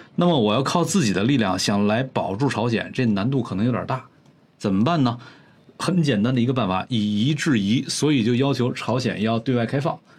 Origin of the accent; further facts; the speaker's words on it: Northeast China, China; moved away; 咱们在东北的时候经常说这边儿是关内